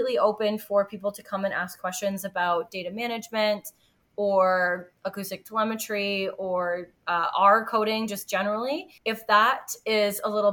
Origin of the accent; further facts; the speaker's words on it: Ontario, Canada; I grew up in Ontario, and so my cottage is on the Great Lakes, and I grew up swimming there